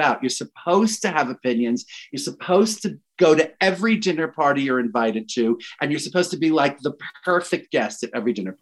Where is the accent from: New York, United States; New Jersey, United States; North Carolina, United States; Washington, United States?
New York, United States; New York City; as a New Yorker